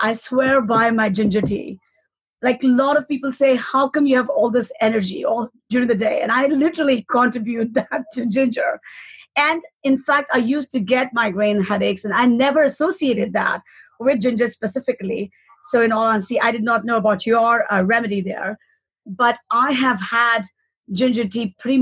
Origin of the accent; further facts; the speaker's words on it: India; moved away; having grown up in India